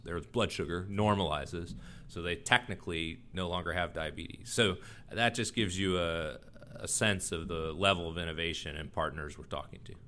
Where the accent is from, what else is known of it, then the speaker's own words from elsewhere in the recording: Texas, United States; also born or lived in Washington, D.C.; now in North Carolina, United States; I grew up in Texas